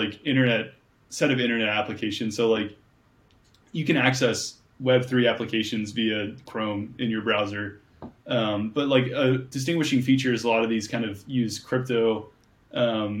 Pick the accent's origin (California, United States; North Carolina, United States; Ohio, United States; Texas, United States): Ohio, United States; Cincinnati; Growing up in Cincinnati, like, I had to spell my name in a very funny way